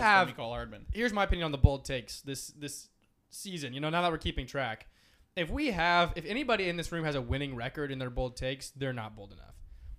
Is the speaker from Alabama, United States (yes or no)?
no; Detroit, Michigan, United States; We're from Detroit.